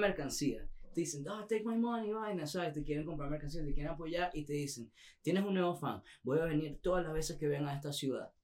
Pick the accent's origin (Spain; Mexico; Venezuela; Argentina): Venezuela; moved away; Como venezolano que ha pasado todas estas cosas, todo este tiempo y lo que nosotros hemos visto desde acá.